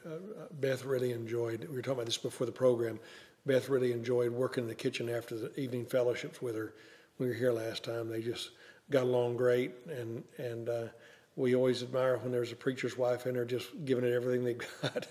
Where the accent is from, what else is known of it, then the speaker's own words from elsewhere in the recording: the Ozarks, United States; moved away; I was raised in the Ozarks